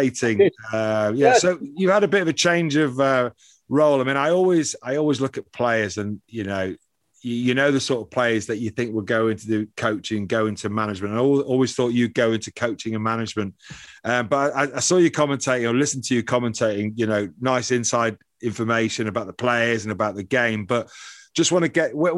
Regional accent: Dublin, Leinster, Ireland; moved away; also born or lived in England; I was born in Dublin

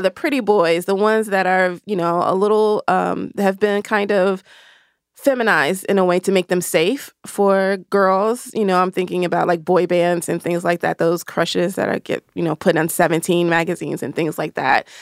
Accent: the South, United States; I'm from the South

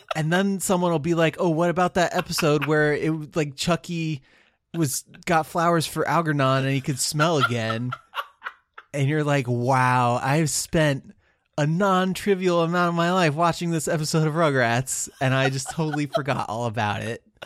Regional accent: United States; being born an American where we just speak the one language

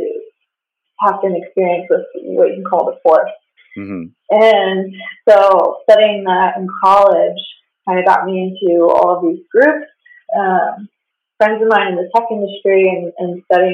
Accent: Pennsylvania, United States; moved away as an adult; also born or lived in West Coast; I'm originally from Pennsylvania, and I grew up, I guess you can say, professional LARPer

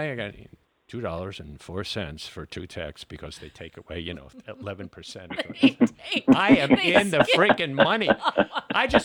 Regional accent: New York City, New York, United States; a guy from Queens

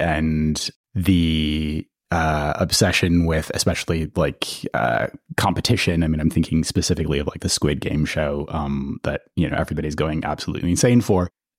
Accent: United Kingdom; also born or lived in United States; I'm British and American

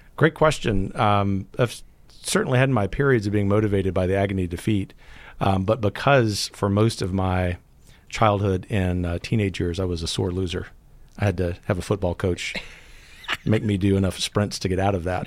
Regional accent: Gulf Coast, United States; growing up on the Gulf Coast

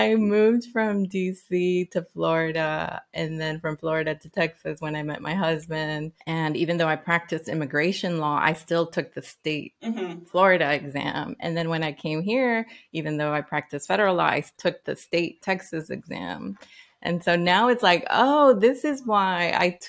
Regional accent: Nicaragua; also born or lived in Washington, D.C.; now in United States; I am from Nicaragua, so I went through the immigration process myself

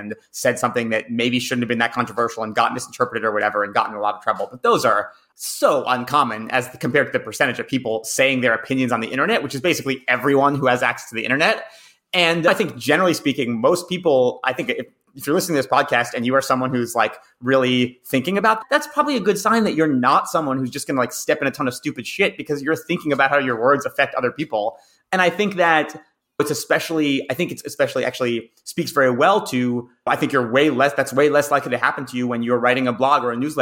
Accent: Massachusetts, United States; in my home state of Massachusetts

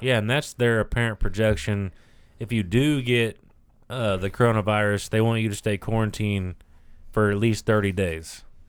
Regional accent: United States; as the American people

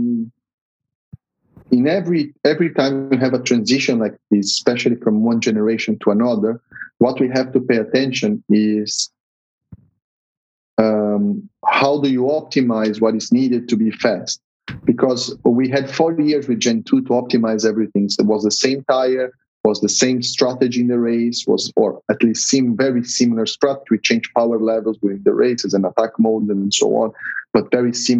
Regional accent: São Paulo, Brazil; I'm from São Paulo. I was born and raised there, so I'll be very happy to have the race in my hometown

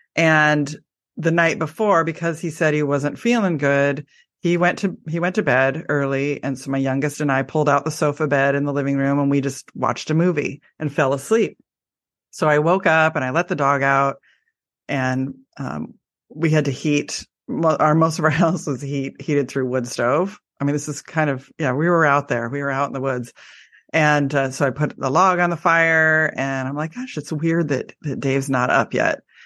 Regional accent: Portland, Oregon, United States; I live in Oregon and I am from the Portland area

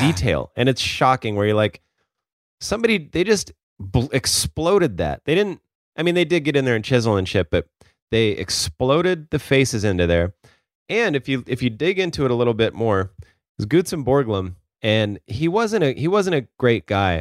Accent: Sioux Falls, South Dakota, United States; moved away as an adult; now in Portland, United States; I had never really lived anywhere else.

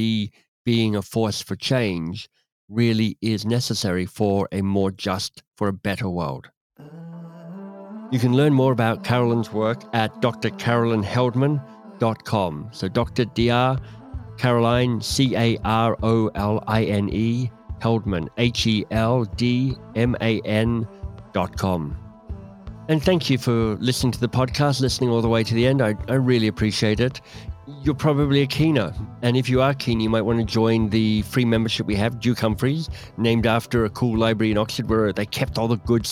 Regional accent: Australia; moved away; also born or lived in England / United States / Canada; As an Australian who's lived in Australia and England, tiny bit of time in the States and mostly in Canada

